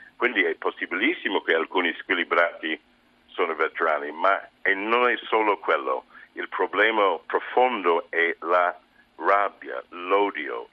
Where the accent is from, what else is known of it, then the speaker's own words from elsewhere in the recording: United States; Italian is a second language; moved away; America, il mio paese